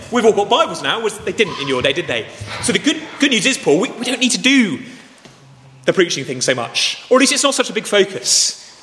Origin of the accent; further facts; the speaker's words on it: Dorset, South West England, United Kingdom; I grew up in Dorset, it's the most beautiful place on earth